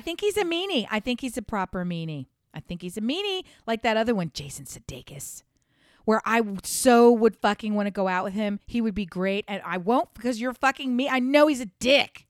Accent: Delaware, United States; moved away; also born or lived in the South; I'm from, born and raised in Delaware

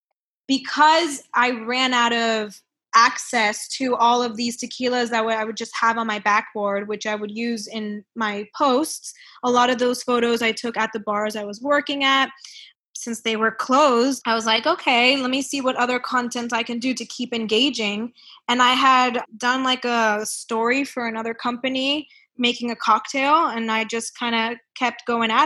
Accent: Miami, Florida, United States; moved away; also born or lived in Melbourne, Australia; living in Miami, growing up in Miami

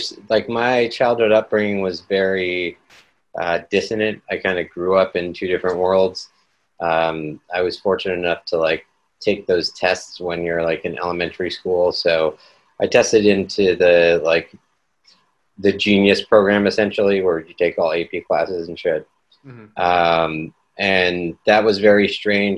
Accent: Seattle, Washington, United States; also born or lived in New York; I'm born and raised in Seattle

